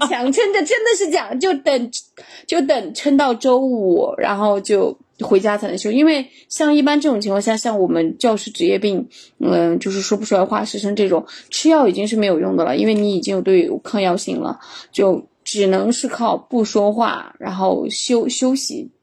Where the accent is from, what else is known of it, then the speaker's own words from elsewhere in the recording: northern China, China; now in Chengdu, China; 我本身是个北方人，我们那边确实植物很少